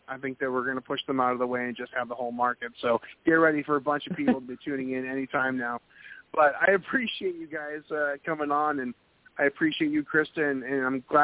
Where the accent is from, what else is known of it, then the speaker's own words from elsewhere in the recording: New England, United States; I'm from New England, and I'm more than familiar with snowsuits